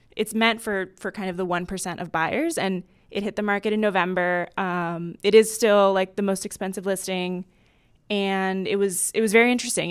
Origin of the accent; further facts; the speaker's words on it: Miami, Florida, United States; I'm from Miami